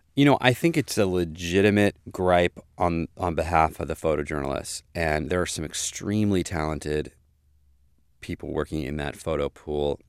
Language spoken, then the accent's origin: English; Maryland, United States; I come from Maryland, which is pretty populous, in the scheme of things